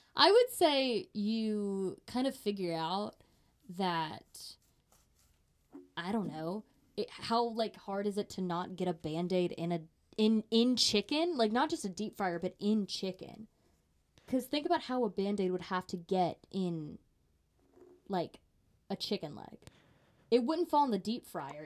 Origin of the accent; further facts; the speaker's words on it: Dothan, Alabama, United States; I'm from Dothan, Alabama